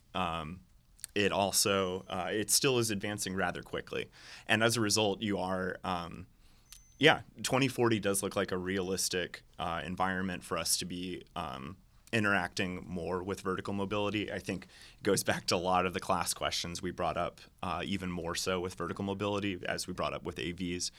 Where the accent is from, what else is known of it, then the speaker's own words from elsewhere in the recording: Atlanta, Georgia, United States; moved away as an adult; I grew up in Atlanta, um, left in two thousand eight and returned